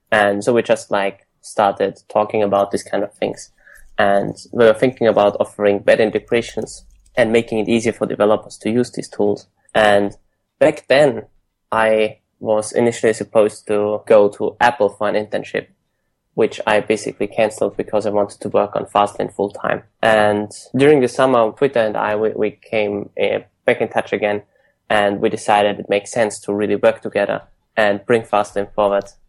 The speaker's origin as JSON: {"language": "English", "region": "Vienna", "country": "Austria", "also_born_or_lived": "United Kingdom", "moved": "as an adult", "lives_now": "San Francisco, United States", "said": "I'm originally from Austria, from Vienna. I studied in the UK for a year, and then I went straight to San Francisco"}